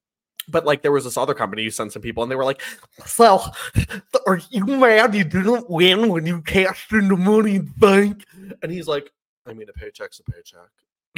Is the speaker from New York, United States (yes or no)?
no; Kansas City, Missouri, United States; I'm so happy. The Chiefs won. I love the Chiefs because I'm from Kansas City.